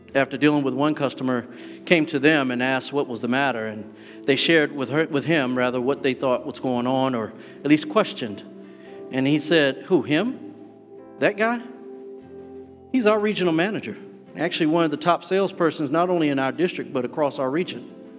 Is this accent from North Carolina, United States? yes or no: yes; North Carolina, United States; Growing up in the South, particularly in North Carolina